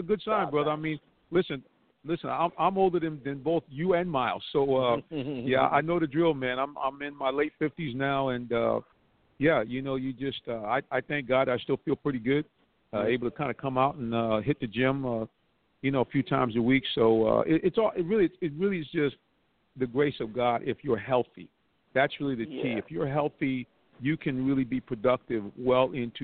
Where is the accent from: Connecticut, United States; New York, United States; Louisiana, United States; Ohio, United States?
Connecticut, United States; now in Atlanta, United States; I grew up in Connecticut, about 45 minutes outside of the Bronx.